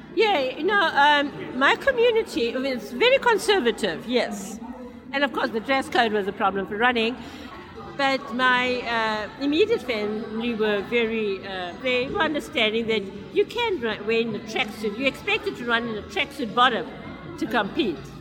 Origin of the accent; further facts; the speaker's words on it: Durban, KwaZulu-Natal, South Africa; I'm from Durban, which is on the east coast in our beautiful country in South Africa.